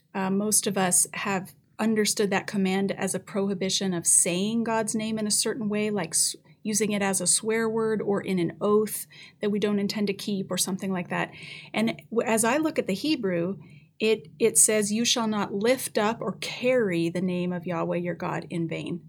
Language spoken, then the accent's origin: English; Colorado, United States; now in Canada; grew up in Colorado